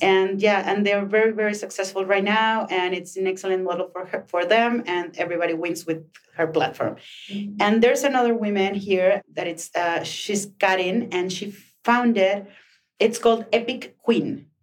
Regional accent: Chihuahua, Mexico; now in Mexico City, Mexico; when you come from a small city like mine, I'm from Chihuahua

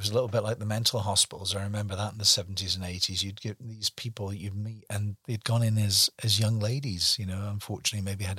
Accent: Glasgow, Scotland, United Kingdom; born there; also born or lived in Devizes; You know, I can say that I was born in Glasgow, Scotland, so I'm Scots by birth. But where do I really come from? Well, the longest place I ever lived in was Devizes in Wiltshire for 30 years

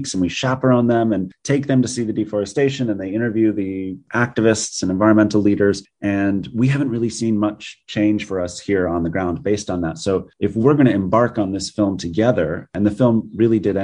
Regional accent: United States; I'm American, I'm not indigenous, and I live here in the United States

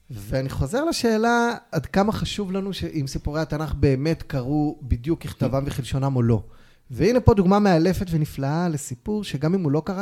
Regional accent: Ofra, West Bank, Palestine; תראה, תראה גדלתי בעופרה, בתקופת האינתיפאדה בדיוק.

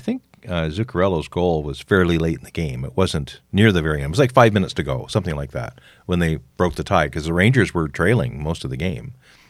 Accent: Canada; We're from Canada.

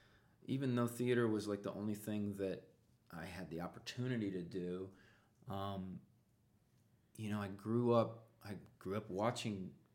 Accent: Iowa, United States; where I grew up in Iowa

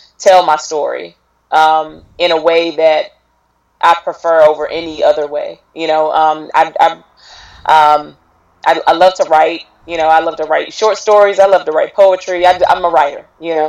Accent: Raleigh, North Carolina, United States; I'm from Raleigh, North Carolina

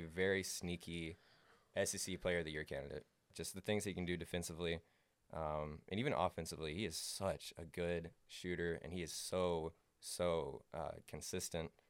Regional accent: Huntsville, Alabama, United States; I'm from Huntsville, Alabama

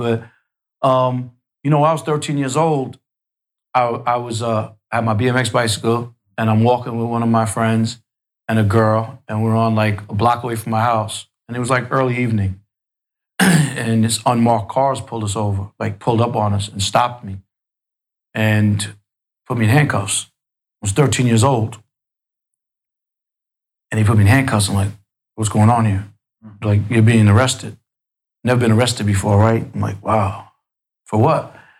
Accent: New York City, New York, United States; I grew up in Queens, middle class.

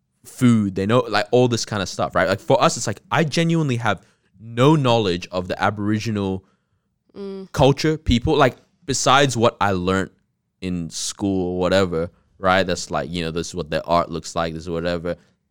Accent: Takapuna, Auckland, New Zealand; born there; I was born in Takapuna.

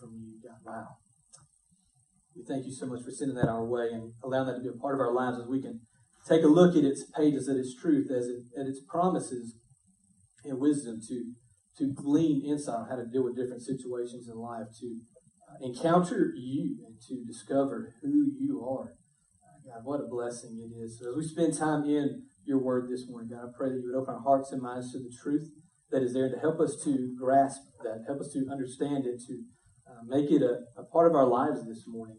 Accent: United States; as an American, and as a Christian in America

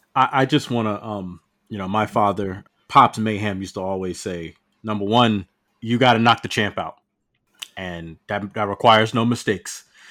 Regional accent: Piscataway, New Jersey, United States; I grew up in Piscataway, New Jersey

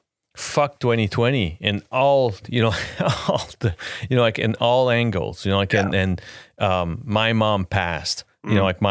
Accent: Quebec, Canada; The GOAT, Lecky. Yeah. I'm from Quebec. He's the GOAT.

